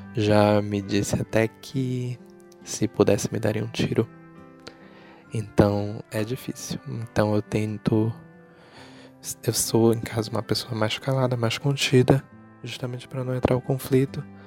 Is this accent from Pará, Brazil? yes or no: yes; Belém, Pará, Brazil; eu tenho 25 anos, sou jornalista e sou de Belém